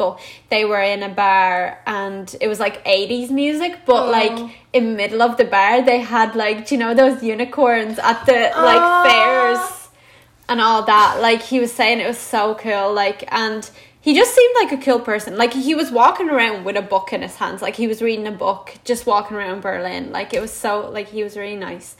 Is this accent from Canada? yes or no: no; Latvia; now in Ireland; And I was like, well, I'm actually Latvian.